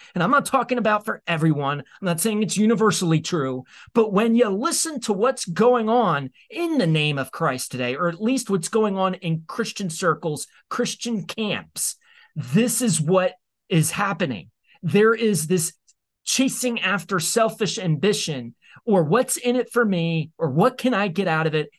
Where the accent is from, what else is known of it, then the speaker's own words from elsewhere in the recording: United States; you and I as American citizens